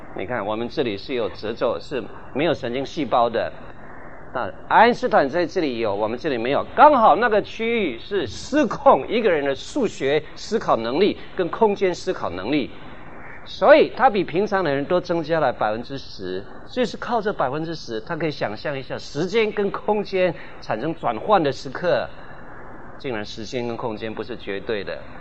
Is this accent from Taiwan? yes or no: yes; Guanmiao, Tainan, Taiwan; accent: Taiwanese accent; first language Taiwanese Hokkien; Chinese is a second language; moved away; 我们台湾、台南县、关庙乡的人，我们从小学习讲台湾话